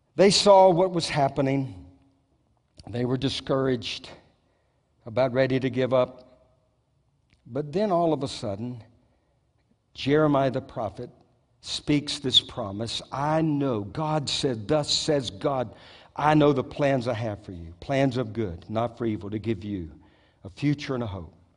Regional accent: Southeast Louisiana, United States; now in Moravian Falls, United States; I grew up in South Louisiana, Southeast Louisiana

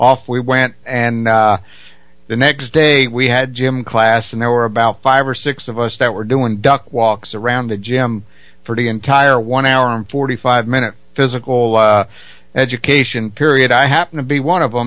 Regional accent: New Jersey, United States; I grew up in South Jersey

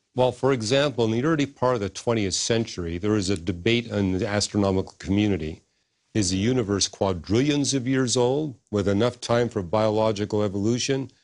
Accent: Canada; moved away as an adult; I was born in Canada, and I got all my degrees in Canada

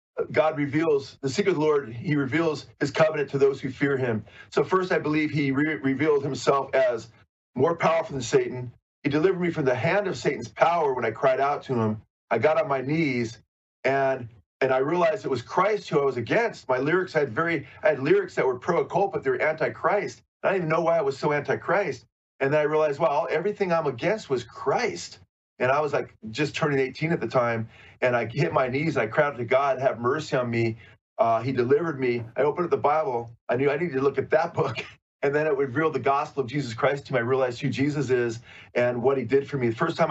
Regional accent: Southern California, United States; I'm from Southern California, born and raised here

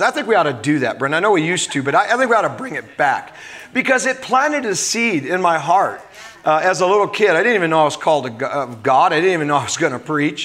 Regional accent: Omaha, Nebraska, United States; growing up in Omaha

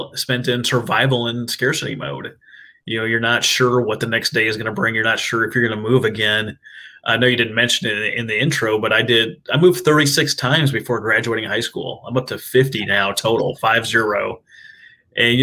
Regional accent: Minnesota, United States; moved away as an adult; now in Oklahoma, United States; I'm originally from Minnesota. I'm an Okie transplant.

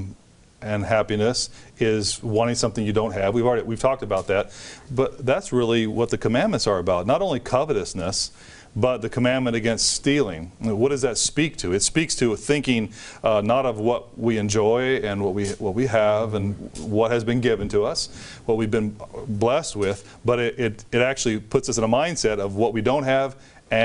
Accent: United States; as an American

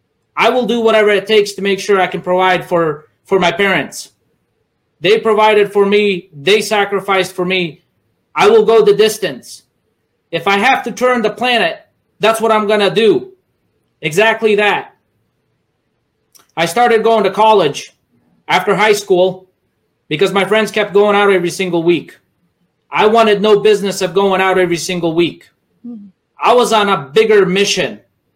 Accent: United States; English is a second language; You see, growing up in America, I didn't know the language. I didn't know the system, but soon I learned. While kids laughed at me at school because I didn't know English, I had to dig deep.

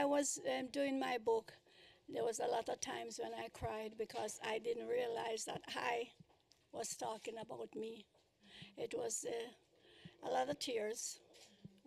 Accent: Kingston, Jamaica; moved away as an adult; now in United States; I was born in Kingston, Jamaica

